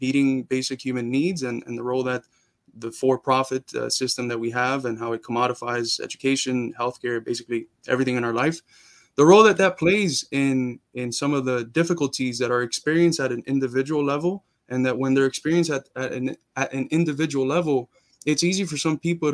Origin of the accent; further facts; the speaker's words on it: Miami, Florida, United States; also born or lived in Cuba; I was born in Cuba, but I grew up in Miami.